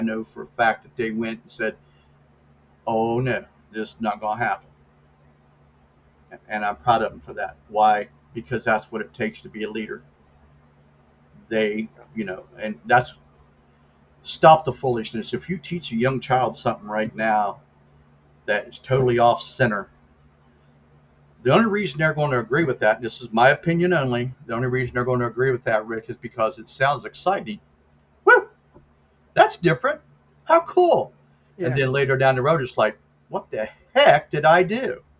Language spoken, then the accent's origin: English; United States; I used to, but not anymore, because I'm an American.